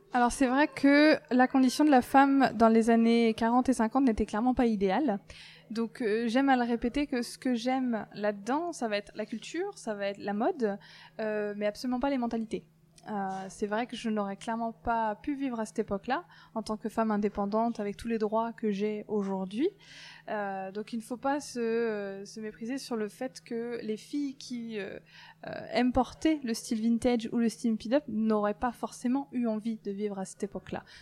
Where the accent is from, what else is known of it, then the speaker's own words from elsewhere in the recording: Brittany, France; moved away as an adult; also born or lived in southern France / Lyon; now in Brest, France; je suis originaire de Bretagne. J'y ai vécu toute mon enfance